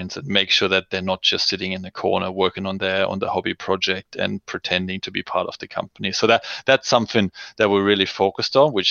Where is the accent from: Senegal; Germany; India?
Germany; moved away as an adult; now in Australia; I'm originally from Germany, so I came to Australia about 15 years ago